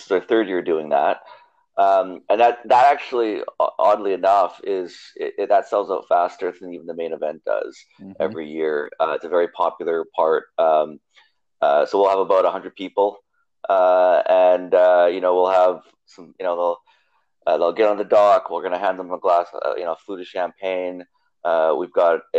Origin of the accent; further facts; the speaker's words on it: Canada; moved away as an adult; also born or lived in Allegheny County, Pennsylvania; now in Pittsburgh area, United States; I'm from Canada originally